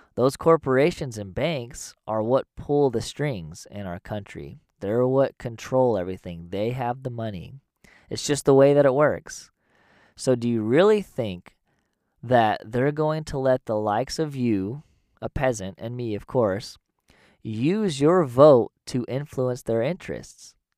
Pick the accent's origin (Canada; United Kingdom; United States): United States; growing up in America